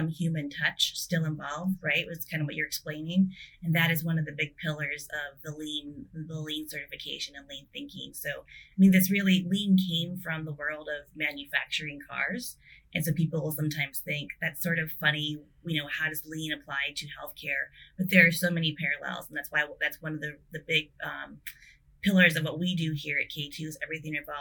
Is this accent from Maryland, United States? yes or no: no; South Dakota, United States; I grew up in South Dakota